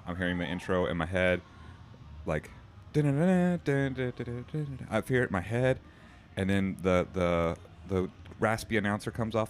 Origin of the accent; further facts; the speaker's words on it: Louisiana, United States; moved away; I was from Louisiana